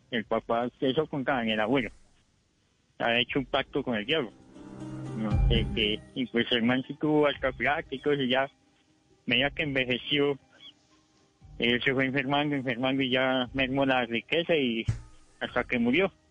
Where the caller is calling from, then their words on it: Bogotá, Colombia; Eh, los llamas de aquí, de Bogotá, de la localidad es Suba.